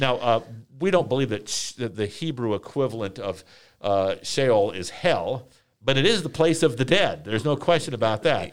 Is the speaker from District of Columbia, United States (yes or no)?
yes; Washington, District of Columbia, United States; moved away; I am from, uh, Washington, D C